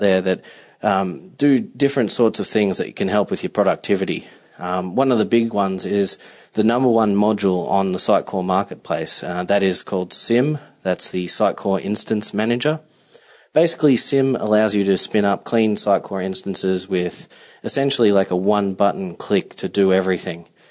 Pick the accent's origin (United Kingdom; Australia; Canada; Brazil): Australia; Melbourne, Victoria; moved away as an adult; now in New York City, United States; I'm coming to you from the Upper West Side in New York City, um, but I am originally from Melbourne, Australia. So I've been here for about three years, um, and as you can tell, this isn't your typical Manhattan accent.